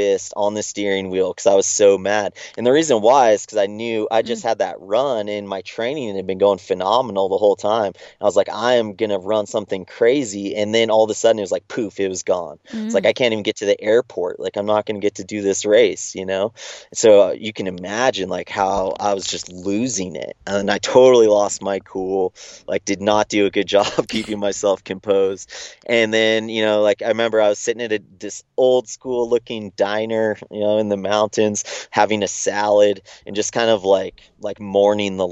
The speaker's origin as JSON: {"language": "English", "town": "Big Bear Lake", "region": "California", "country": "United States", "tie": "born or raised there", "said": "I was in Big Bear Lake, where I grew up in Southern California"}